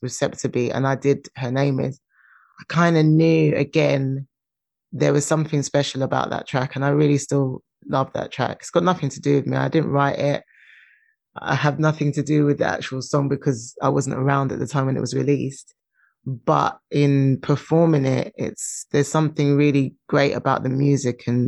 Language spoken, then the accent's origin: English; London, United Kingdom; I'm from London.